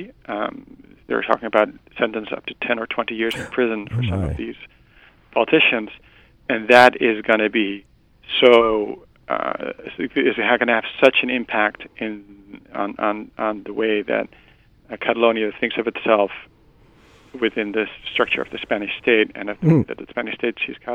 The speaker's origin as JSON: {"language": "English", "country": "Netherlands", "said": "I'm from the Netherlands"}